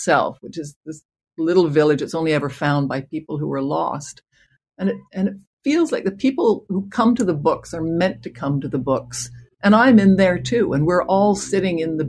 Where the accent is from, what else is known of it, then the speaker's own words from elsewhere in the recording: Canada; as a Canadian